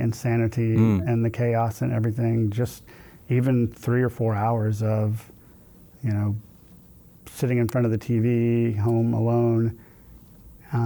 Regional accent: Houston, Texas, United States; I grew up in Sharpstown, so I lived, you know, a 10-minute walk from Sharpstown Mall

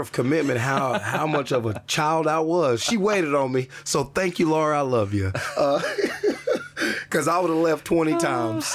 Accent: Jefferson City, Missouri, United States; moved away; I'm back in Jefferson City, my hometown

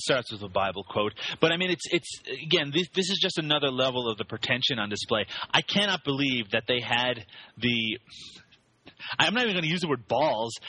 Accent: Canada; I am Canadian

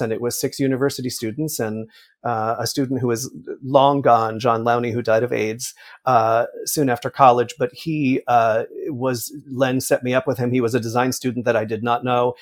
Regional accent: Millburn, New Jersey, United States; I grew up in New Jersey about a ten minute walk from the Paper Mill Playhouse.

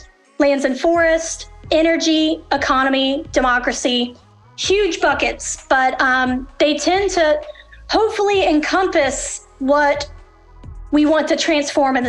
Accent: North Alabama, United States; also born or lived in Birmingham, Alabama; grew up in a really small rural town in North Alabama

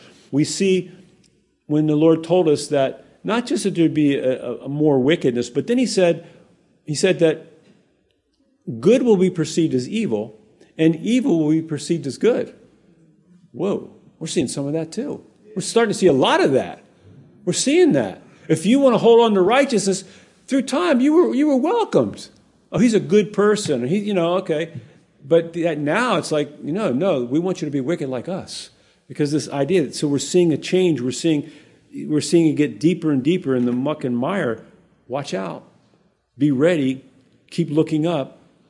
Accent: Hawaii, United States; I was born there. I was born in Hawaii. I've been there my whole life.

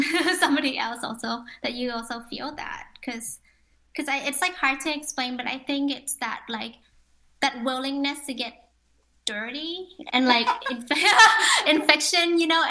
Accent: Ho Chi Minh City, Vietnam; I'm from Ho Chi Minh. I was born in Ho Chi Minh.

